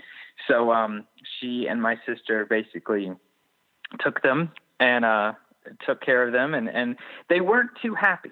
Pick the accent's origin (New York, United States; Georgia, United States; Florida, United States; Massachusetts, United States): Georgia, United States; I'm from Georgia